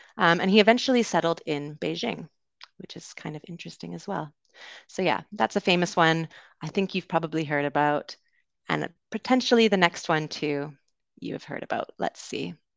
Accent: Canada; accent: Canadian; moved away as an adult; also born or lived in United Kingdom; I am originally from Canada, so it'll be a Canadian accent you hear today

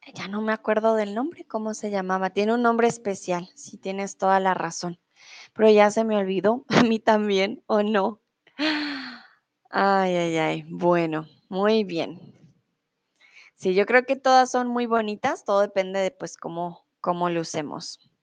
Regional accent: Bogotá, Colombia; also born or lived in Mexico; now in Germany; yo soy de Bogotá, yo soy Rola.

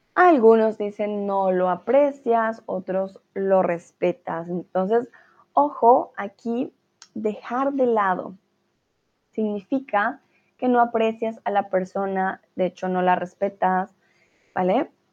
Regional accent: Colombia; soy de Colombia

